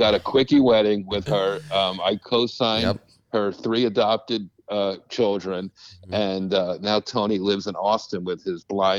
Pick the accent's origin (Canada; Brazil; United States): Canada; I was from Canada, so he'll like this.